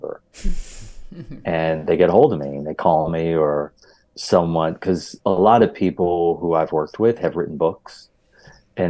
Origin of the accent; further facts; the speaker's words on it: Hershey, Pennsylvania, United States; also born or lived in Philadelphia, Pennsylvania; I am from Pennsylvania, born in Philadelphia, raised in Hershey